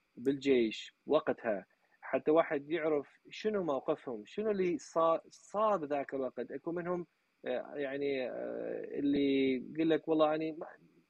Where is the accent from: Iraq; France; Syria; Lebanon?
Iraq; now in Nashville, United States; احنا العراقيين